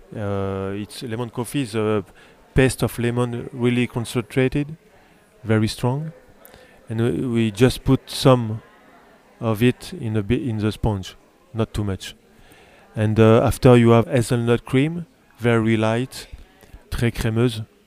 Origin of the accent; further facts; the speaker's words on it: France; English is a second language; I was born in France, but my father is from, uh, it, south of Italy, from, uh, Puglia